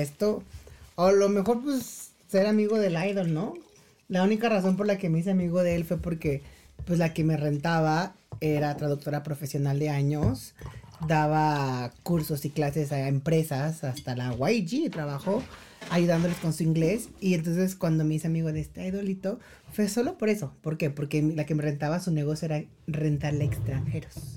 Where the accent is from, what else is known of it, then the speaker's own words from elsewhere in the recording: Mexico; moved away as an adult; also born or lived in South Korea; sí somos mexicanos